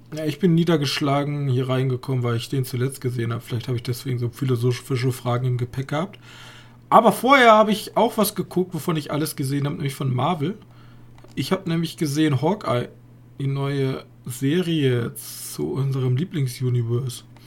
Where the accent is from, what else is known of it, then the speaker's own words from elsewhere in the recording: Germany; als Deutsche